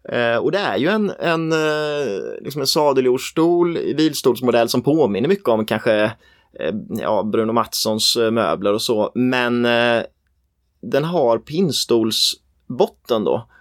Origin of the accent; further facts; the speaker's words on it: Nässjö, Jönköping County, Sweden; jag är ju från Nässjö